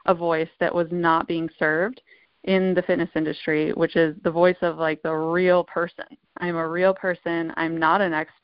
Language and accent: English; Michigan, United States; moved away as an adult; now in California, United States; I'm originally from Michigan, moved to California, I believe in 2010